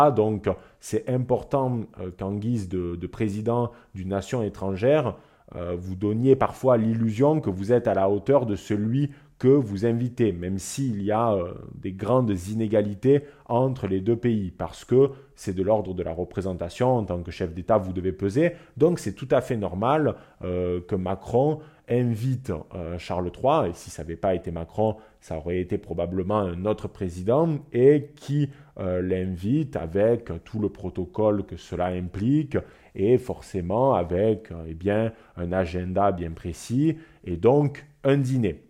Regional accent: France; en tant que Français

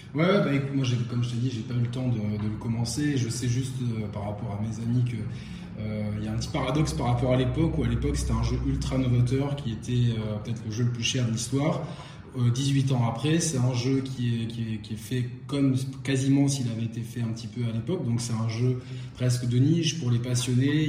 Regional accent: Monaco; en tant que monégasque

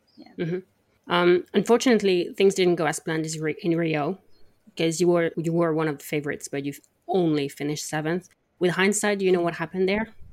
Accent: France; I'm from France and I'm a polyglot.

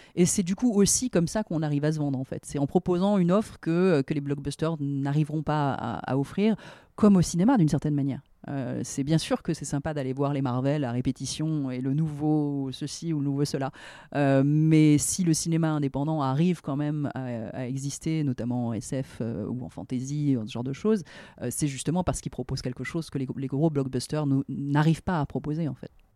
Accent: France; en tant que Français, créateur français

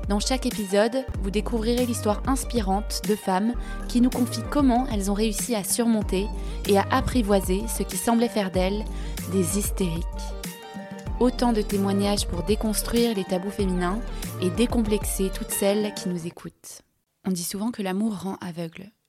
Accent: Nancy, Grand Est, France; oui, j'ai grandi à Nancy.

